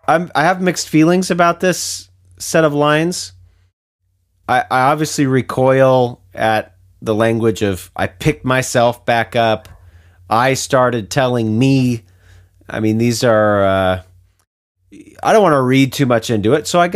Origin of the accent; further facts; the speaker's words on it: United States; being an American